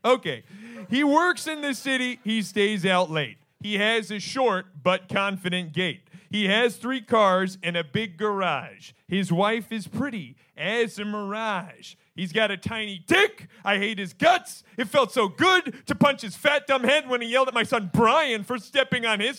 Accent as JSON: {"language": "English", "town": "Stratford", "region": "Connecticut", "country": "United States", "said": "Thank you. I'm from Stratford, Connecticut."}